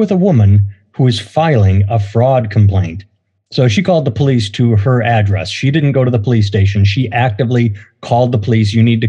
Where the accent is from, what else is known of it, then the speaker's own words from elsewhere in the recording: Oconomowoc, Wisconsin, United States; now in Iowa City, United States; my hometown of Oconomowoc, Wisconsin.